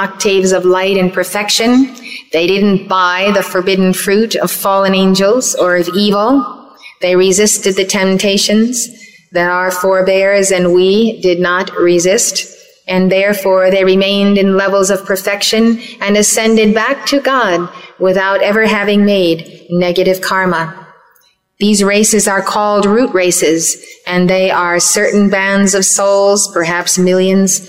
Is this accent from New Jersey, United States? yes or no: yes; Red Bank, New Jersey, United States; Red Bank, New Jersey, my hometown